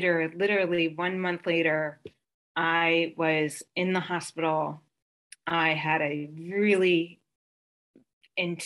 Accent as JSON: {"language": "English", "town": "Bethlehem", "region": "Pennsylvania", "country": "United States", "tie": "born or raised there", "also_born_or_lived": "Bath, Pennsylvania", "said": "I'm from Pennsylvania. I grew up in a very teeny tiny little town called Bath and moved. So half my childhood was in Bath and the other half my childhood was in Bethlehem."}